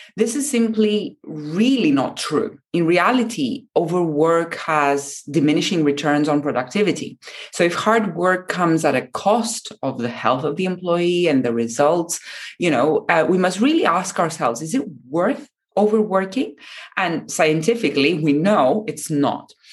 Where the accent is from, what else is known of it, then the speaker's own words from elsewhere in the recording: Japan; in Japan, very dear to me, um, my home country